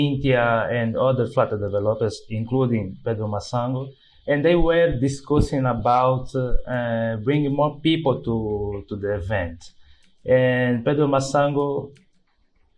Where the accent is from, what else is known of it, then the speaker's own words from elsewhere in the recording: Luanda, Luanda Province, Angola; I am from Angola, Luanda, Africa